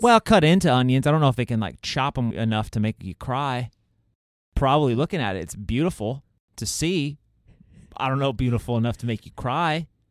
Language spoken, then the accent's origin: English; Scotland, United Kingdom; I'm Scottish.